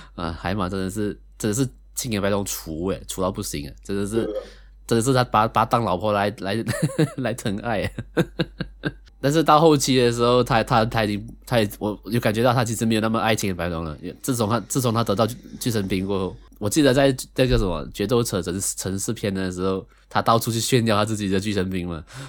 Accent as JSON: {"language": "Chinese", "country": "Malaysia", "said": "同样是位马来西亚人"}